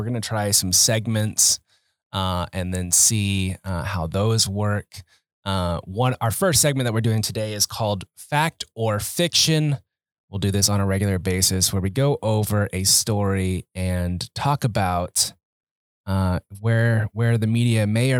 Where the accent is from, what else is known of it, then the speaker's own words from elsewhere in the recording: Oklahoma City, Oklahoma, United States; I grew up in Oklahoma City.